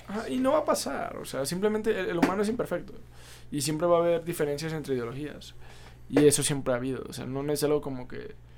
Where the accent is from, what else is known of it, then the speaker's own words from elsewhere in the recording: Mexico; nuestros orígenes como pueblo mexicano